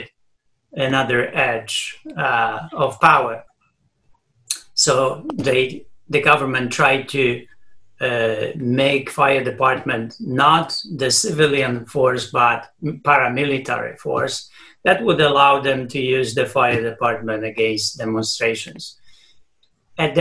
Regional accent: Stargard, West Pomeranian Voivodeship, Poland; English is a second language; moved away as an adult; now in United States; I was born in Stargard Szczeciński. I was born in 1954.

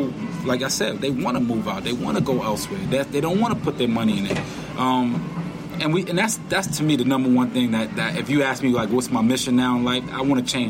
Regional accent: New York City, New York, United States; also born or lived in Westbury, Long Island; I grew up in Washington Heights, New York, which was, growing up, pretty bad area

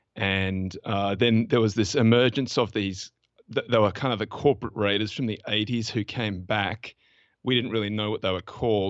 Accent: Australia; accent: Australian; my Australian accent

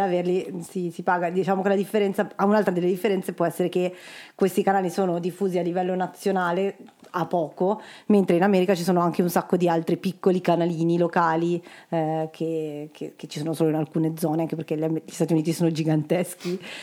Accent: Milan, Lombardy, Italy; vengo da Milano

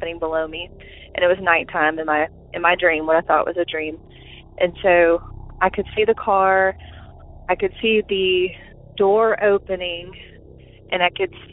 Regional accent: Alabama, United States; I'm from Alabama

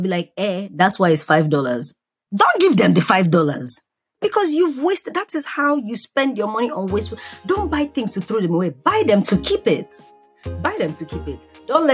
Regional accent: Nigeria; moved away; I come from Nigeria

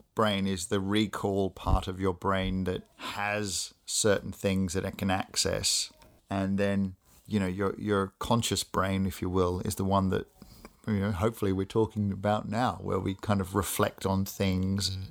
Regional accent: Australia; I grew up in Australia, as people may be able to pick from my my voice

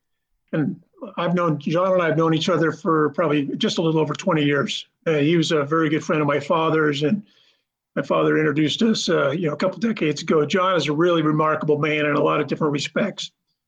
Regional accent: Idaho, United States; I grew up in Idaho skiing, you know, playing basketball and skiing.

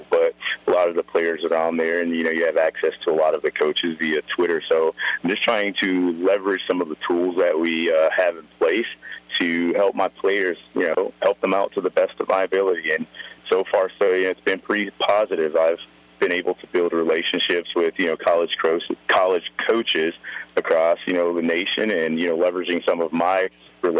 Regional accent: the South, United States; now in Rapid City, United States; growing up in the South

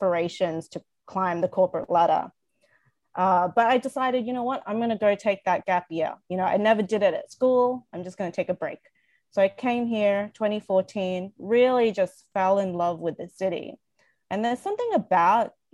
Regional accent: Australia; moved away as an adult; now in Canada; I moved to Canada in 2014 from Australia. So I grew up in Australia

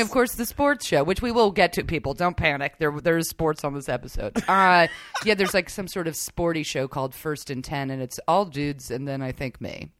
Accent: New York, United States; I grew up in New York

